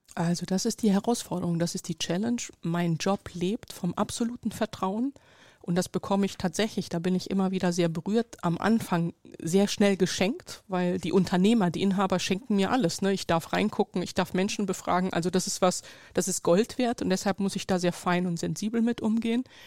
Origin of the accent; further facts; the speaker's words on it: Germany; ich bin in Deutschland geboren, hier aufgewachsen, sozialisiert